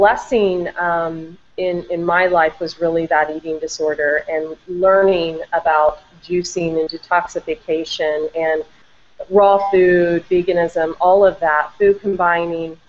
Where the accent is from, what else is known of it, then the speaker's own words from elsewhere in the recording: Vandalia, Ohio, United States; moved away as an adult; also born or lived in Del Mar, California; now in San Diego, United States; I'm from Ohio, a small town, Dayton, Vandalia, Ohio